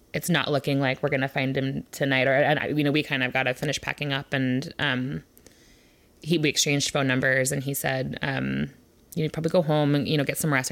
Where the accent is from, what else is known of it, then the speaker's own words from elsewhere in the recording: Olympia, Washington, United States; I was born in Olympia, and I live on the east side